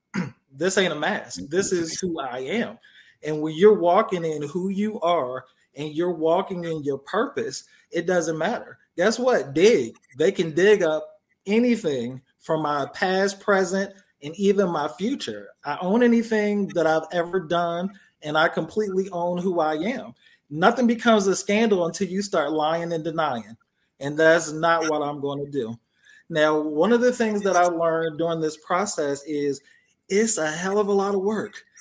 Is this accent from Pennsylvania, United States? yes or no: yes; Philadelphia, Pennsylvania, United States; now in Georgia, United States; I grew up in Philly